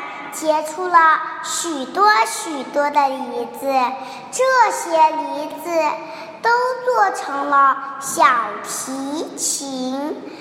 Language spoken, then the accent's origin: Chinese; Wenzhou, Zhejiang, China; 我来自浙江温州，今年快五岁了。